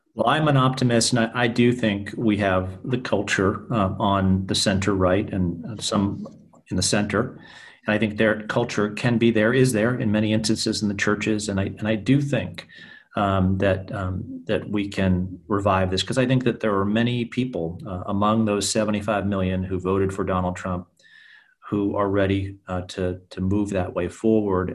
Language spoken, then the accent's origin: English; New Hampshire, United States; moved away; also born or lived in Pennsylvania; growing up in New Hampshire